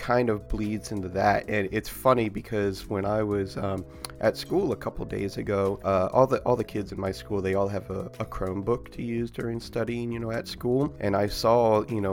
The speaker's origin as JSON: {"language": "English", "area": "near Quantico Marine Base", "region": "Virginia", "country": "United States", "tie": "born or raised there", "said": "I grew up near Quantico Marine Base, in America"}